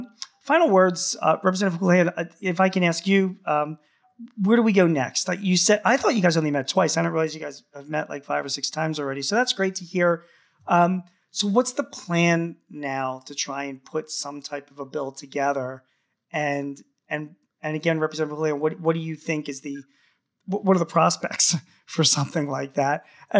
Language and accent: English; Philadelphia, Pennsylvania, United States; close to my hometown in Philadelphia.